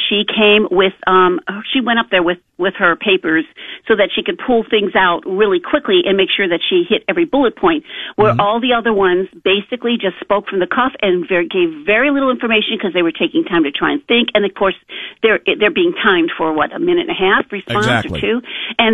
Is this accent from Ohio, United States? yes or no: yes; Lorain, Ohio, United States; that was my hometown. I grew up there